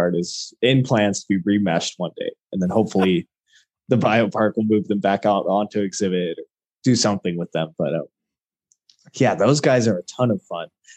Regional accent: El Paso, Texas, United States; also born or lived in Albuquerque, New Mexico; born and raised in Texas, did as much as I could to get into the animal field here at El Paso through the El Paso Zoo.

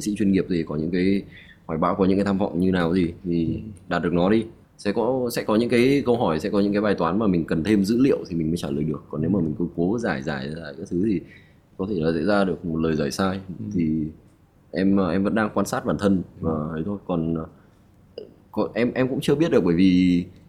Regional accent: Vietnam; em luôn tự hào em là một người Việt Nam

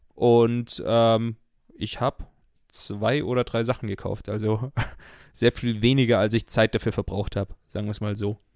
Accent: outside Munich, Bavaria, Germany; ich bin ja in München geboren, aber außerhalb von München aufgewachsen

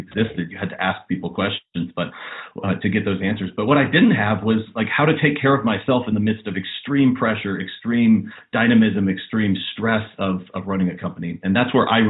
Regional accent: Western North Carolina near Asheville, United States; I was in middle school and high school in Western North Carolina near Asheville in the beautiful mountains of North Carolina, and grew up in a town there with about 2,000 people.

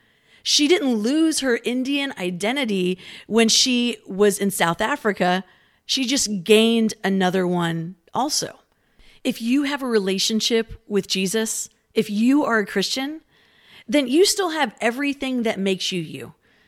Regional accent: Philippines; Growing up in the Philippines, I went to an international school

